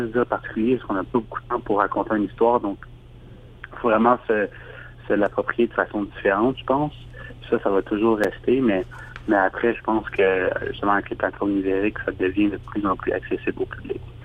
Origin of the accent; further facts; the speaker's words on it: Montreal, Quebec, Canada; je suis réalisateur et euh, je viens de Montréal